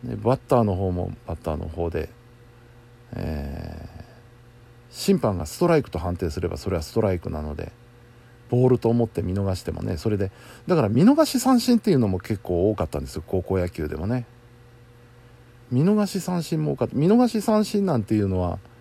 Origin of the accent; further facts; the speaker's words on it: Kansai, Japan; 盛り上がらざるを得ませんよ関西人としては